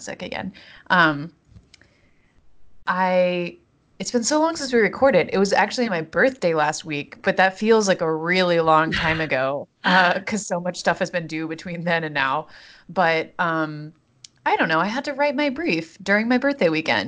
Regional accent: North Carolina, United States; growing up in North Carolina

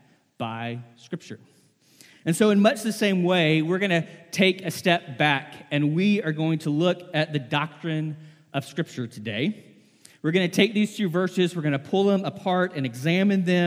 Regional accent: the South, United States; I was born and raised in the South

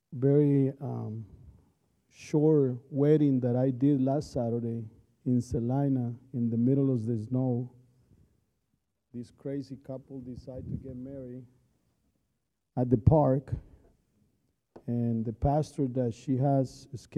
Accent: Colombia; moved away; I'm from Colombia, South America

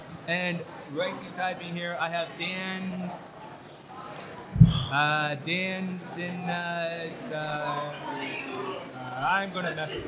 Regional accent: London, Ontario, Canada; London Comic Con, guys. I am so happy to be here. It's my hometown con.

